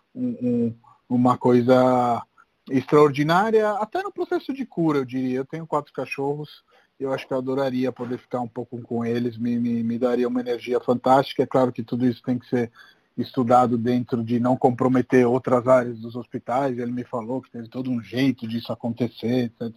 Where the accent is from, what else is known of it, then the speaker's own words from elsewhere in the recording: Rome, Lazio, Italy; now in Brazil; eu sou de Roma